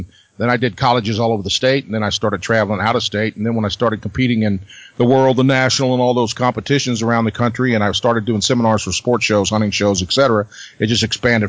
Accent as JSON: {"language": "English", "region": "Missouri Ozarks", "country": "United States", "tie": "born or raised there", "said": "I'm from the Missouri Ozarks. I grew up on my grandpa's farm, and we lived in that area my entire life."}